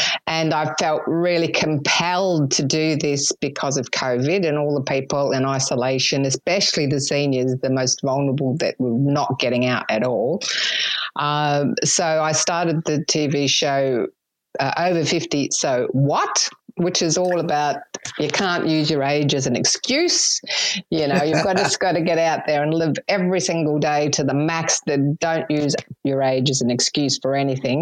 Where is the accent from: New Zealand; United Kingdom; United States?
New Zealand; moved away as an adult; also born or lived in Sydney, Australia; now in Australia; I'm actually a Kiwi